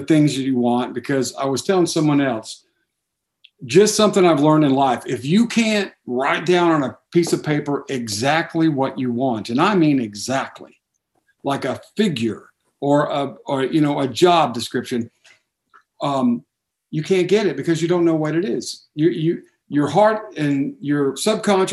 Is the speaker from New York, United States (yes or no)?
no; Dallas, Texas, United States; I grew up in Dallas, Texas